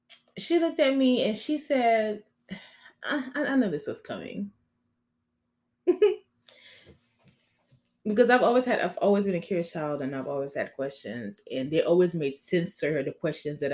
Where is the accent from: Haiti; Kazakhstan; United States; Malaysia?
Haiti; moved away; I'm Haitian. I was born in Haiti